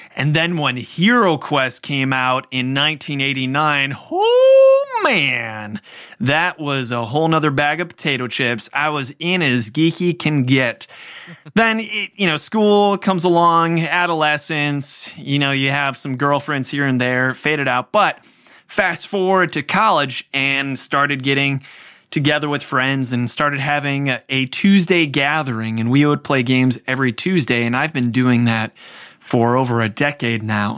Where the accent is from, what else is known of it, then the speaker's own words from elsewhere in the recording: Cleveland, Ohio, United States; I grew up in the Cleveland area